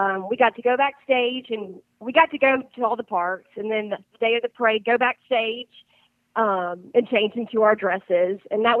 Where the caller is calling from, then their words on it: Spanish Fort, Alabama, United States; I'm calling from, I live in Spanish Fort, Alabama.